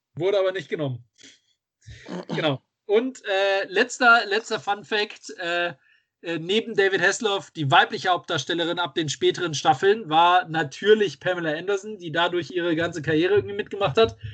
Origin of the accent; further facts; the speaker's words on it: Düsseldorf, North Rhine-Westphalia, Germany; ich jetzt so weit weg von Düsseldorf bin und hier immer noch meine Heimatstadt sehe